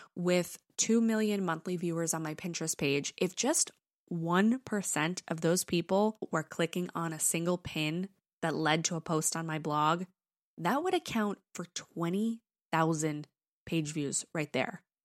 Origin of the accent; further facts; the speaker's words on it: New York, United States; accent: New York; my British accent comes out before my New York accent